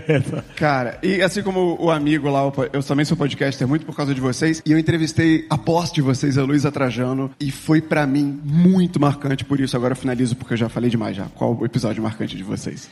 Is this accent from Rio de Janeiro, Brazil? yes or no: yes; Rio de Janeiro, Brazil; eu sou do Rio de Janeiro, da Tijuca